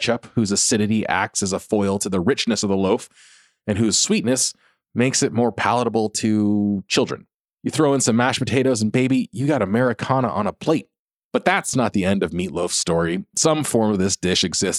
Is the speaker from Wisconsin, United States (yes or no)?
no; California, United States; as a Californian